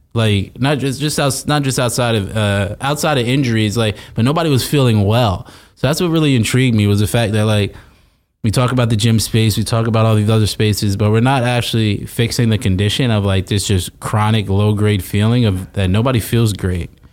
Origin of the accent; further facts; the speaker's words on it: South Orange, New Jersey, United States; South Orange, New Jersey, nine seven three